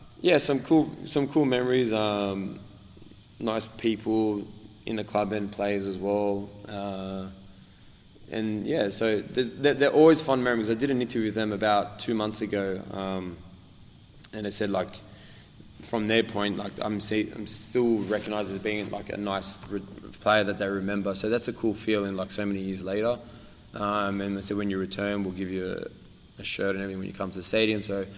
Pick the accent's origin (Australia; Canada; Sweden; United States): Australia; I'm from Australia